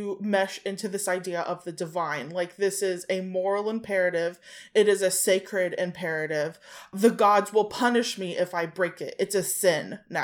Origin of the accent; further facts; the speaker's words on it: United States; I'm American